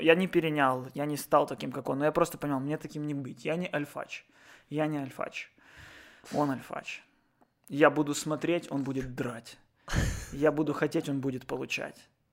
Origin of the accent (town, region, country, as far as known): Odesa, Odesa Oblast, Ukraine; born or raised there